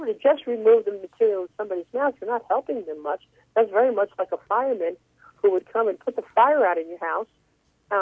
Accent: New York City, New York, United States; When I was a kid growing up in Brooklyn, New York

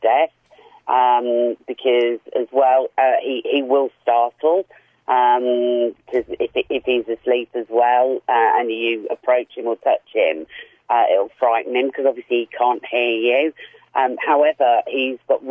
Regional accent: England, United Kingdom; moved away as an adult; now in Australia; I'm English and arrived here 6 years ago.

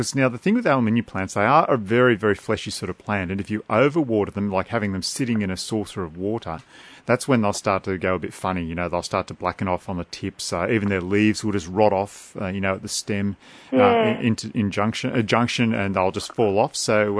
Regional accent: Australia; Okay, we're Aussie here, aren't we? We're not American.

